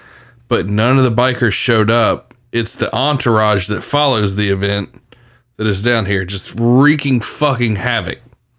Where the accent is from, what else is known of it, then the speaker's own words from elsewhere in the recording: Windy Hill, South Carolina, United States; I remember coming down here in 2001. I moved to Myrtle Beach. And I grew up in Windy Hill, like literally a mile from Atlantic Beach.